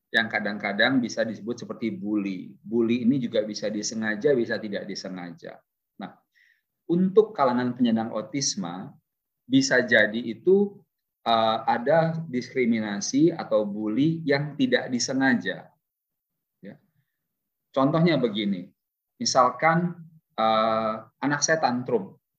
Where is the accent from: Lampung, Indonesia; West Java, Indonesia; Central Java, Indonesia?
Lampung, Indonesia; Bandar Lampung; saya juga lahirnya di Lampung loh. Lahir besar, tamat SMA di Lampung, SMA Negeri 2 Tanjung Karang